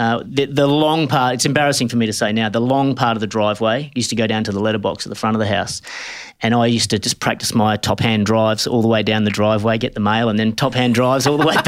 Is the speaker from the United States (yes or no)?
no; Perth, Western Australia, Australia; Yeah, I'm from Perth. Grew up in the northern suburbs, a place called Mullaloo.